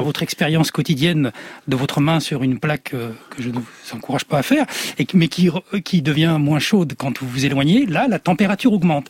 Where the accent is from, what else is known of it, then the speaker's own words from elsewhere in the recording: France; je suis un enfant du soleil, de l'autre côté aussi de la Méditerranée, même si je suis né là, en France